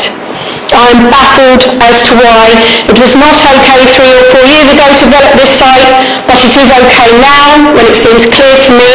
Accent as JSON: {"language": "English", "town": "Takeley", "region": "East of England", "country": "United Kingdom", "tie": "born or raised there", "also_born_or_lived": "Bishop's Stortford / Saffron Walden", "lives_now": "Great Canfield, United Kingdom", "said": "I've lived in the area all my life, 49 years. I grew up in Tapley"}